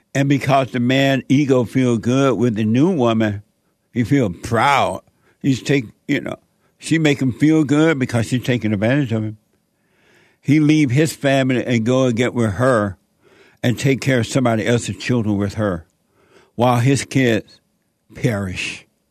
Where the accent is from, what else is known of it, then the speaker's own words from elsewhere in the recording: Alabama, United States; moved away; Born and raised in Sweet Home, Alabama. On a plantation